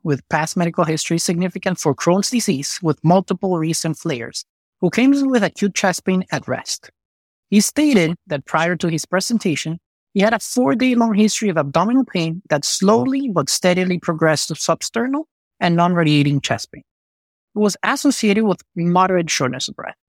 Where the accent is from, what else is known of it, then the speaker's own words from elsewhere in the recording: Venezuela; moved away as an adult; also born or lived in Chicago / Miami; now in Houston, United States; I was born and raised in Venezuela